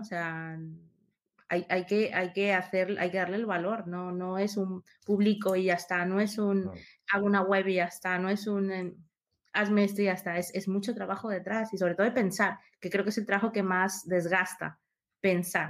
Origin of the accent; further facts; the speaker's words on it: Peru; moved away; yo nací en Perú, empecé a estudiar allá, ingeniería informática